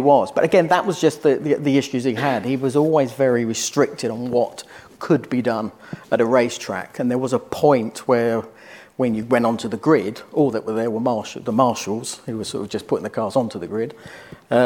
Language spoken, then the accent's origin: English; United Kingdom; from the UK